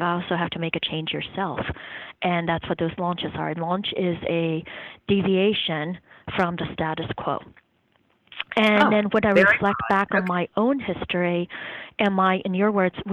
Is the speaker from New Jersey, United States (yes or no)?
yes; South Jersey Shore, New Jersey, United States; also born or lived in Taiwan; now in Durham, United States; I grew up in New Jersey, or Jersey, on the South Jersey Shore